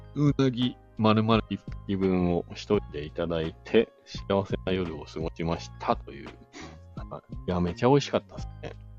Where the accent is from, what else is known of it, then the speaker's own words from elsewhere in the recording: Shizuoka, Japan; moved away as an adult; now in Hakuba, Japan; 僕ね、出身地がですね、静岡県なんですよ